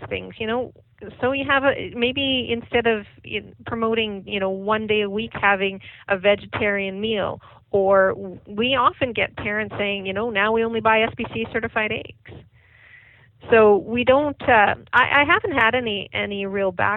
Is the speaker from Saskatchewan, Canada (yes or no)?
yes; Saskatchewan, Canada; moved away; I'm from Saskatchewan